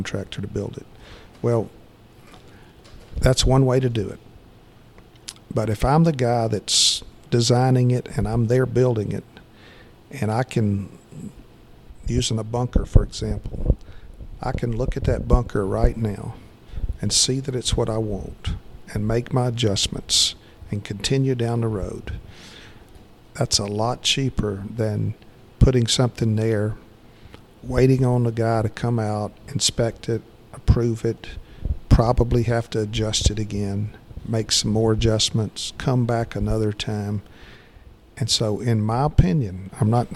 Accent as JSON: {"language": "English", "town": "Conyers", "region": "Georgia", "country": "United States", "tie": "born or raised there", "said": "I grew up right outside of Atlanta in Conyers"}